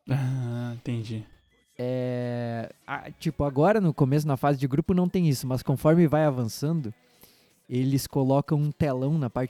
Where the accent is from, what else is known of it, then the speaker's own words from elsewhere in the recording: Brazil; e aí grito, grito, e aquele, eu sou brasileiro.